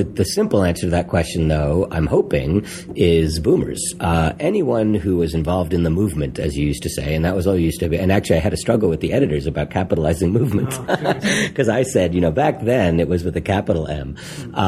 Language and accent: English; New York City, New York, United States; early in my life, I grew up on St. Mark's Place, which is right around the block from where, you know, Grove was located.